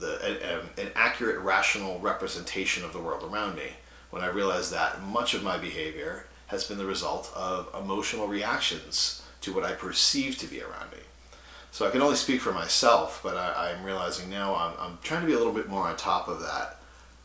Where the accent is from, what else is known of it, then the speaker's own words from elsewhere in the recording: Massachusetts, United States; I grew up in Massachusetts, blue collar kid from a suburb.